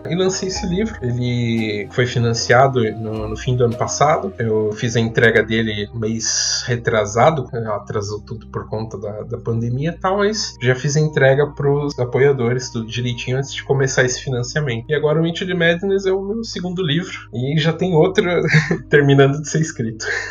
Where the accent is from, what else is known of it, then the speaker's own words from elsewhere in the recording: Piracicaba, São Paulo, Brazil; Eu sou de São Paulo, mas eu cresci na cidade de Piracicaba, terra da pamonha